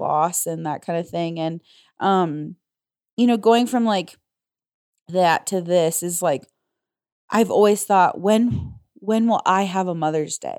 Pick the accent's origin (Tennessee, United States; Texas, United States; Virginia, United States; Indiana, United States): Indiana, United States; moved away as an adult; also born or lived in Illinois; growing up in Indiana, and living in Illinois